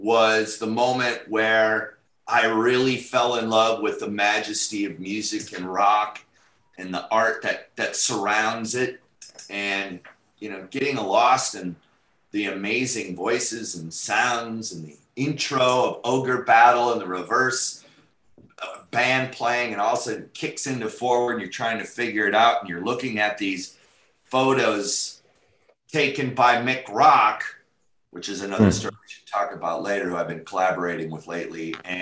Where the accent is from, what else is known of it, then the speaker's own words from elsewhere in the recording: North St. Paul, Minnesota, United States; moved away as an adult; now in Los Angeles, United States; Grew up in North St. Paul.